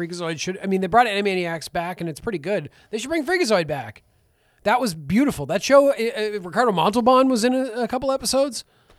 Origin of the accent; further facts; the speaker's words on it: the Maritimes, Canada; Because we're from the Maritimes. Everybody around here says pop.